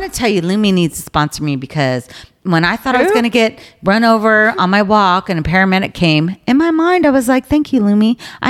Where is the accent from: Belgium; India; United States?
United States; California; when you're born and raised in California, this is where I was born and raised.